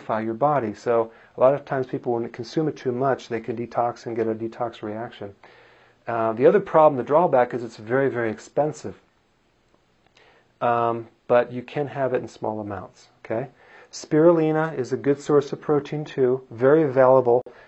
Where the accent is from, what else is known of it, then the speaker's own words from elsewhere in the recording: Wisconsin, United States; I am from Wisconsin